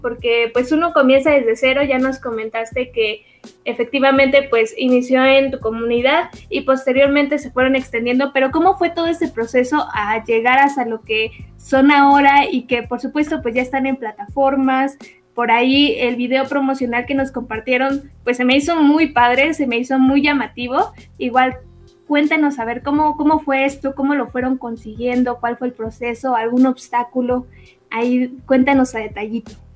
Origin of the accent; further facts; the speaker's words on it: Mexico; nosotros como mexicanos